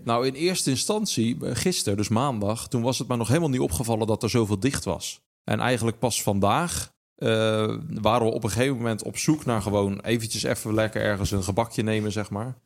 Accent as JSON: {"language": "Dutch", "country": "Netherlands", "said": "wij wel vaak als Nederlanders"}